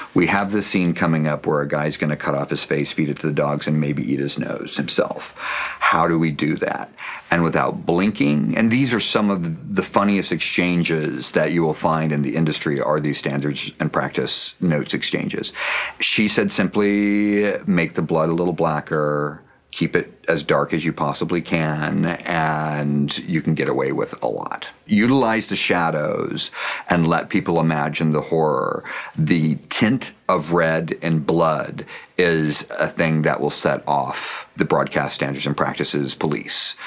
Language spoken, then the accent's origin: English; Pacific Northwest, United States; I grew up in the Pacific Northwest